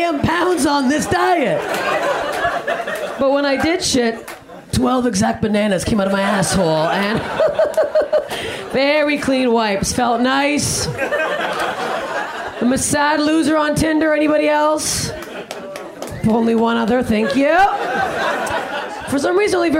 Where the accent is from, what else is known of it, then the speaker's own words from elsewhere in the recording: Canada; I'm Canadian